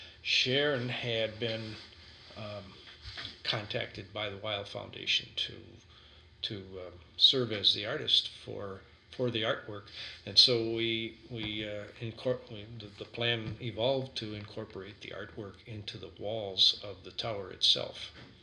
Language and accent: English; Sheboygan, Wisconsin, United States; I was born and raised in Sheboygan.